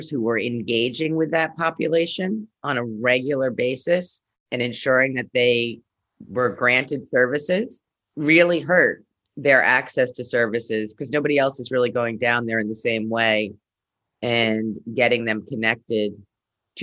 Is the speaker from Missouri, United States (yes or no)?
no; New York City, New York, United States; I'm from Brownstone, Brooklyn, so have a few roots here